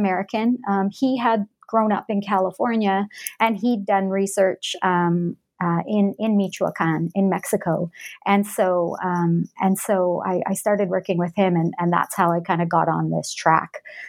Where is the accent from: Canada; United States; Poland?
Canada; Alberta; also born or lived in Edmonton, Canada; So I'm Canadian. I grew up, I was born and grew up in Western Canada, in Alberta. I grew up in a small town in that province and later on moved to the city of Edmonton. That's the capital of Alberta.